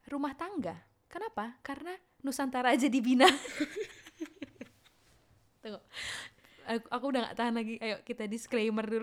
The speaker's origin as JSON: {"language": "Indonesian", "town": "Pekanbaru", "region": "Riau", "country": "Indonesia", "tie": "born or raised there", "moved": "as an adult", "said": "ke aku lahir di Pekanbaru"}